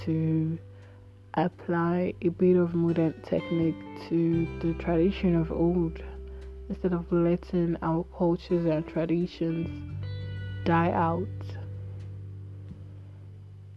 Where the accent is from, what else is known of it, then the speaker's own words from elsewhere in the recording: Igbo, Igboland, Nigeria; So I'm Nigerian, an Igbo girl.